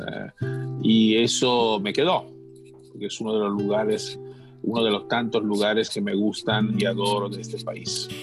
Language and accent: Spanish; Italy; Spanish is a second language; moved away as an adult; now in Argentina; yo soy, soy italiano y cuando cuando tenía casi 30 años decidí hacer un cambio en mi vida